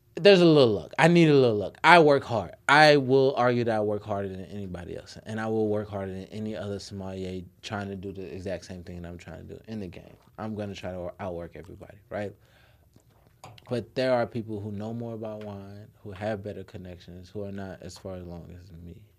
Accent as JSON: {"language": "English", "town": "Nashville", "region": "Tennessee", "country": "United States", "tie": "born or raised there", "also_born_or_lived": "Chicago", "said": "I grew up in Nashville, Tennessee"}